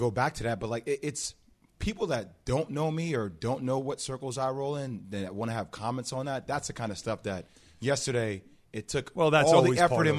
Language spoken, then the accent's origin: English; New Jersey, United States; You guys have known I'm from Jersey. I've always been a Nets fan. I love how it translates to Brooklyn.